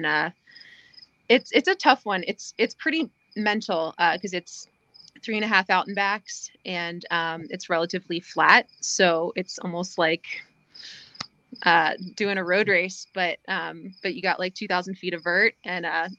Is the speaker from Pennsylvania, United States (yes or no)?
yes; Pennsylvania, United States; moved away as an adult; also born or lived in California; now in New Hampshire, United States; So I grew up in Pennsylvania, and went to school there. But I came up to New Hampshire in 2013, and have been there ever since, except for a year out in California.